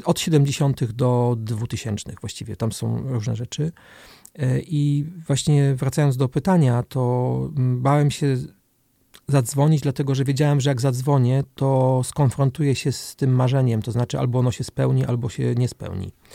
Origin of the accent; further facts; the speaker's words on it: Olsztyn, Warmian-Masurian Voivodeship, Poland; moved away as an adult; also born or lived in Germany; now in Warsaw, Poland; Jestem z Olsztyna, tak. Jestem bardzo, bardzo związany z tym miejscem, chociaż już dłużej w Olsztynie nie mieszkam niż tu mieszkałem, bo, bo rzeczywiście mieszkałem do 19 roku życia